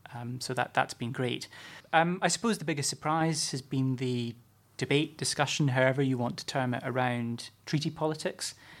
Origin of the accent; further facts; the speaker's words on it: Scotland, United Kingdom; moved away; as a Scot and someone who doesn't live too far or didn't live too far from Kirkcaldy